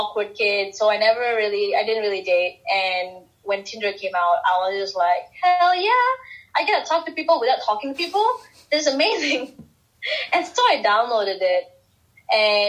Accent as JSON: {"language": "English", "country": "Singapore", "said": "I'm this girl from Singapore with, you know, relatively conservative beliefs"}